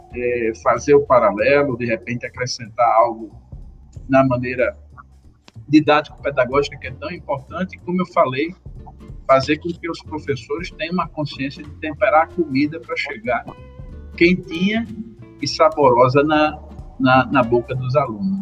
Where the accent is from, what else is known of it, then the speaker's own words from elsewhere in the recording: Brazil; Como bom brasileiro